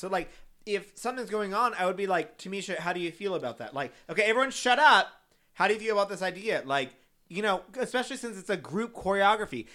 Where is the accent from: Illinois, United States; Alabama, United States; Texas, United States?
Texas, United States; San Antonio; I'm from San Antonio